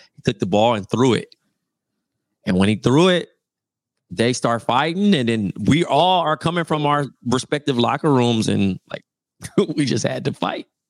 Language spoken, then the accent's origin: English; Compton, California, United States; moved away; also born or lived in Fresno; I'm from Compton